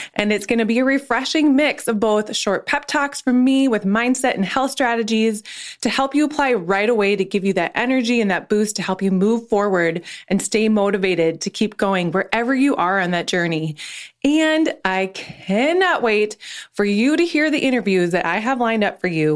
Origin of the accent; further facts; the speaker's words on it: North Dakota, United States; moved away as an adult; also born or lived in Nashville, Tennessee; now in Minneapolis, United States; I was born and raised in North Dakota